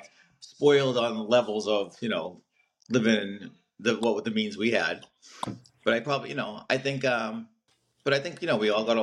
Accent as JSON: {"language": "English", "town": "Everett", "country": "United States", "tie": "born or raised there"}